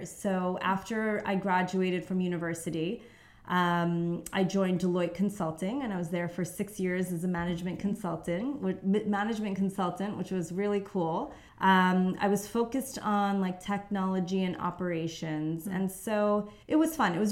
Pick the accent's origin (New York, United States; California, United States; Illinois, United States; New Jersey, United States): New York, United States; moved away as an adult; now in London, United Kingdom; New York. Um, and I've been here in London for about 10 years now.